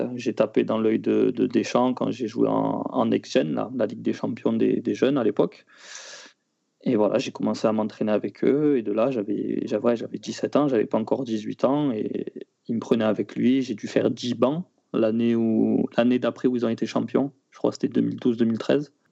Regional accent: Marseille, Provence-Alpes-Côte d'Azur, France; also born or lived in Matmata, Tunisia (family origin); quand on est de Marseille

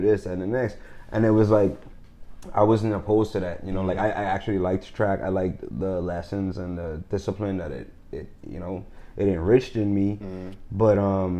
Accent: Bahamas; when I grew up in the Bahamas

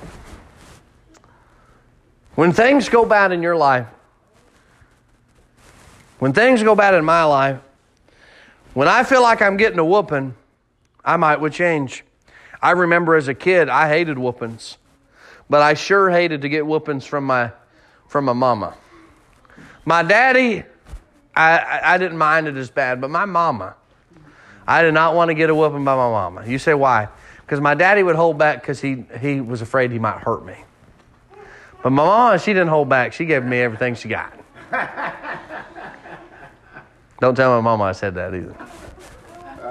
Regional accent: Kansas, United States; I grew up in Kansas

